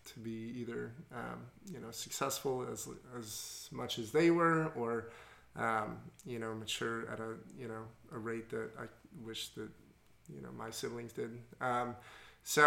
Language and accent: English; Los Angeles, California, United States; I'm from Los Angeles, and my parents are still married